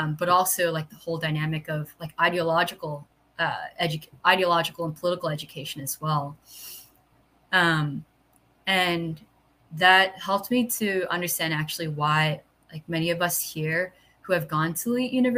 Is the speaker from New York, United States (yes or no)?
yes; New York City, New York, United States; moved away as an adult; now in Philadelphia, United States; growing up in New York City